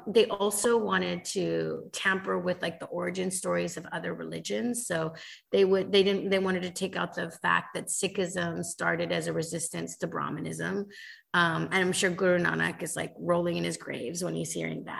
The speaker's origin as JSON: {"language": "English", "region": "California", "country": "United States", "tie": "born or raised there", "said": "I grew up in California"}